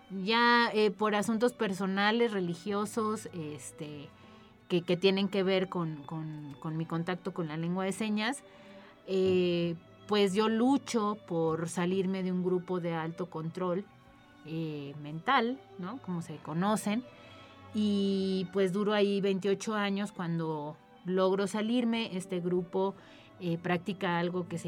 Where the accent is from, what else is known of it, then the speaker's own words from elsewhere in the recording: Mexico City, Mexico; born there; Este, bueno, pues yo nací en la Ciudad de México. Ahí ya aprendí lengua de señas a los dos años de edad.